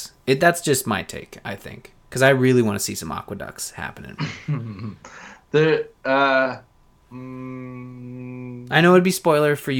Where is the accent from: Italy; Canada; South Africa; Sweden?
Canada; I'm Canadian